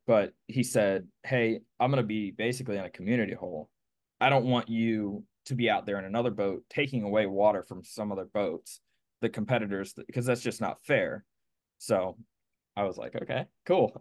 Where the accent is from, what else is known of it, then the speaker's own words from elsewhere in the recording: Pennsylvania, United States; moved away as an adult; now in Clewiston, United States; originally, I'm from Pennsylvania.